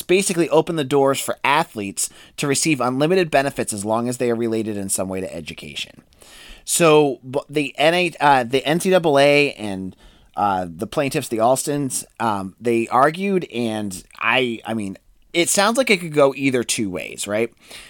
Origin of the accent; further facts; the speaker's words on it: Massachusetts, United States; because we're from Massachusetts, we're going to root for UMass.